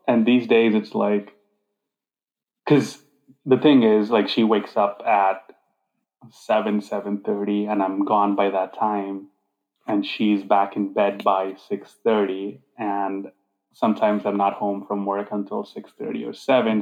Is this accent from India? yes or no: yes; Hyderabad, Telangana, India; moved away as an adult; also born or lived in Grand Rapids, Michigan; I grew up in this uh, city called Hyderabad